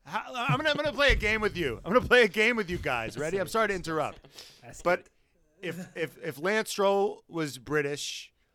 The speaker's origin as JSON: {"language": "English", "country": "United States", "said": "Americans, we just come out and say it."}